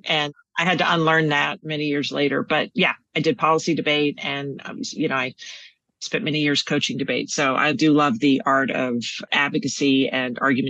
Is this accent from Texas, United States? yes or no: yes; Texas, United States; So everyone assumes I'm from New York, but no, born and raised in Texas, West Texas, moved all over Texas, UT, undergrad and law school. And I think a lot of my personality is because I'm from Texas